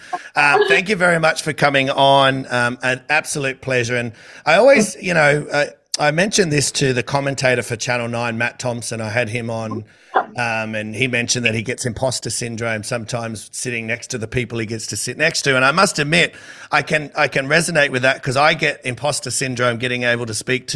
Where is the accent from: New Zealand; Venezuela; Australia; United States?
Australia; Sydney, New South Wales; I'm from Sydney